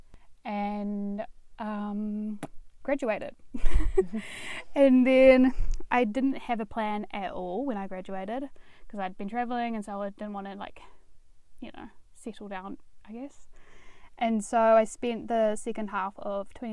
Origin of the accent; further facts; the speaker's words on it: Dunedin, Otago, New Zealand; I'm from Dunedin, grew up here, spent all my life here, and I went to Otago Girls High School